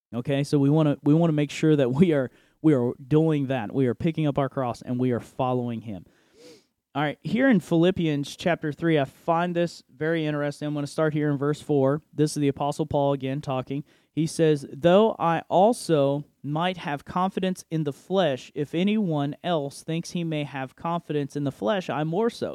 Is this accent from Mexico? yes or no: no; United States; I am an American citizen